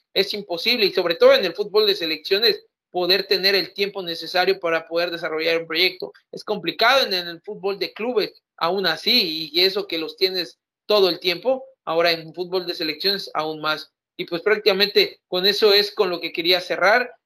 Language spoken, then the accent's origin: Spanish; Mexico; siendo mexicano